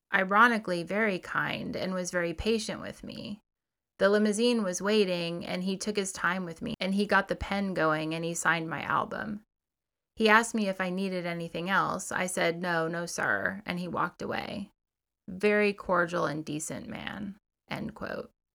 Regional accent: Missouri, United States; I grew up in Missouri, a kind of conservative place

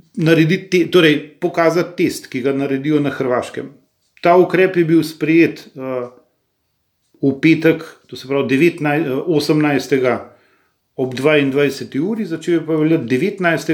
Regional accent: Slovenia; smo Slovenci

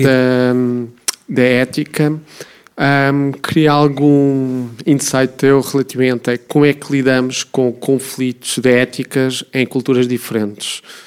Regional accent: Switzerland; now in Portugal; eu nasci na Suíça e os meus pais são portugueses

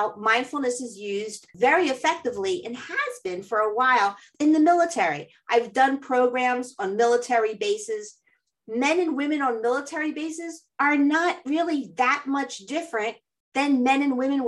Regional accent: Philadelphia, Pennsylvania, United States; I grew up here in Philadelphia

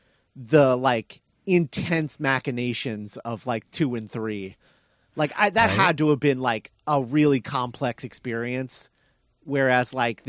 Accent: Indiana, United States; I'm from Indiana.

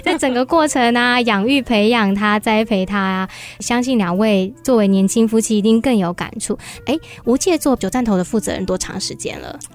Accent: Hsinchu, Taiwan; 我也是从小在新竹长大

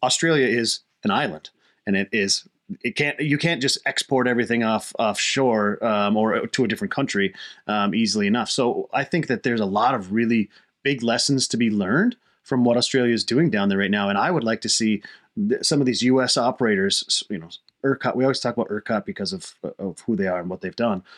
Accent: United States; as an American society

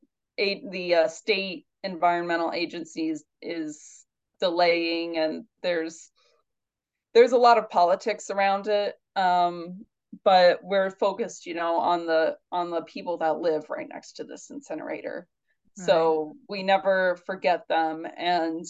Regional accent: Indiana, United States; now in New York, United States; I'm from Indiana, but I live in New York now

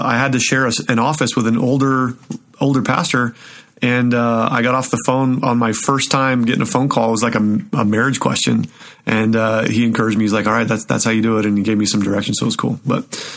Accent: Show Low, Arizona, United States; also born or lived in Southern California; now in Colorado, United States; I'm originally from Arizona. So I grew up in a little town in Arizona called Sholo.

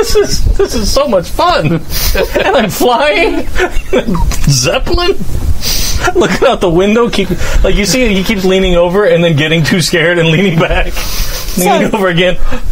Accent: Wisconsin, United States; moved away; I'm from Wisconsin originally. We moved

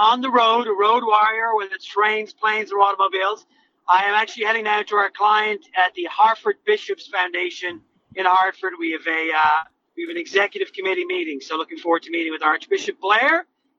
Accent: Ireland; moved away as an adult; now in United States; So I came over from Ireland in 2001, and I started my own career with the Archdiocese of Boston

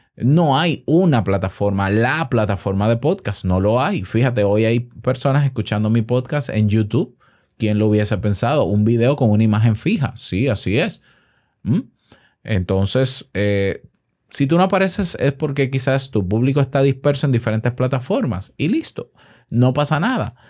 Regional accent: Dominican Republic; mi podcast, que es dominicano, hecho en Santo Domingo

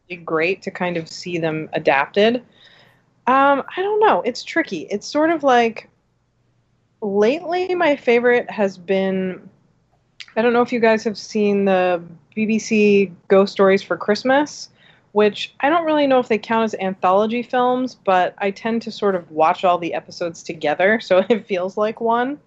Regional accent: New Jersey, United States; I grew up in New Jersey at a time when there were not a lot of other women going to shows.

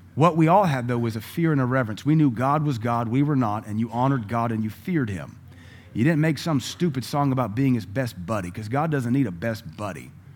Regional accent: United States; I'm an American

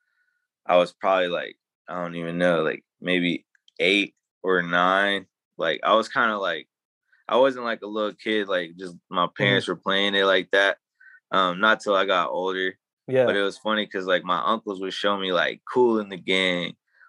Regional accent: Dallas, Texas, United States; growing up in Dallas, I learned a lot of different things

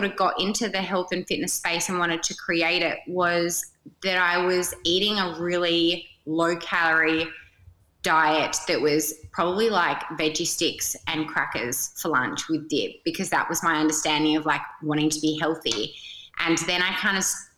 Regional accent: Perth, Western Australia, Australia; I am from Perth.

